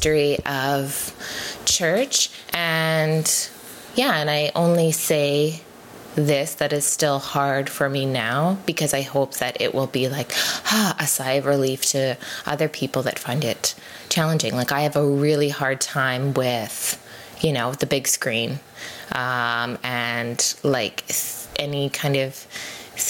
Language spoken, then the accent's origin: English; Abbotsford, British Columbia, Canada; I grew up in Abbotsford